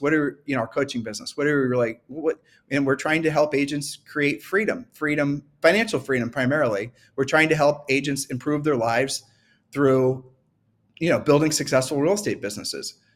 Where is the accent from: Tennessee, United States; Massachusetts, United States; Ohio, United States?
Ohio, United States; I'm from Ohio